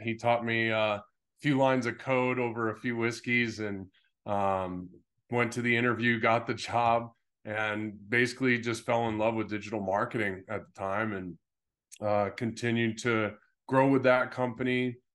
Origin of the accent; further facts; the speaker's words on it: Pittsfield, Massachusetts, United States; also born or lived in San Diego; now in Scottsdale, United States; I was in Pittsfield